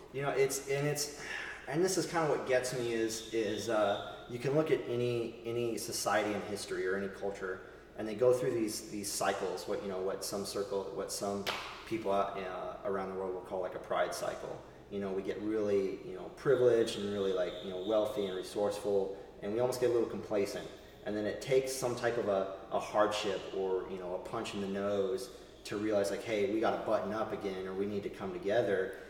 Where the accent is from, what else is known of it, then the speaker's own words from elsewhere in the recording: Northern Virginia, United States; moved away as an adult; also born or lived in Texas / Southern Arizona; I grew up in Northern Virginia